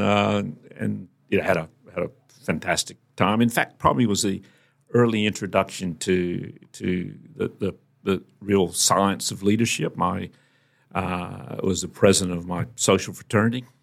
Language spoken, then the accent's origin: English; Virginia, United States; moved away; also born or lived in North Carolina; we relocated to Virginia, which is the next state up